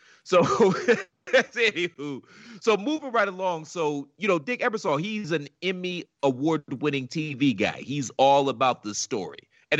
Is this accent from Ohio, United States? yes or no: yes; Cleveland, Ohio, United States; I'm from Cleveland